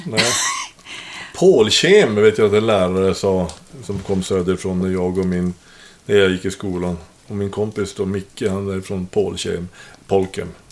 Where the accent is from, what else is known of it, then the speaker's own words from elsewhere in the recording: Norrbotten County, Sweden; jag kommer nästan från Kiruna, för det är typ 35 mil ifrån